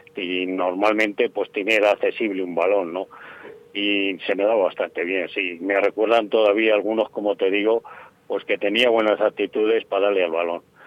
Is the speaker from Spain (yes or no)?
yes; Soria, Castile and León, Spain; siendo de Soria